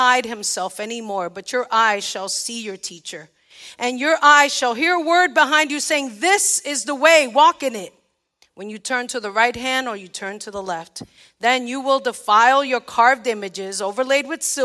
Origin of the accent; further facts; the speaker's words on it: New York, United States; now in Missouri, United States; I was born and raised in New York